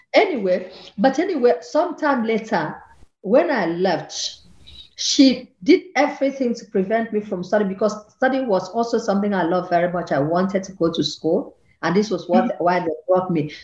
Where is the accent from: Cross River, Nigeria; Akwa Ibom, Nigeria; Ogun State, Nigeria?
Akwa Ibom, Nigeria; moved away as an adult; also born or lived in Lagos, Nigeria; now in Vienna, Austria; I come from Akwa Ibom, that's in the southern part of Nigeria, and they took me to Lagos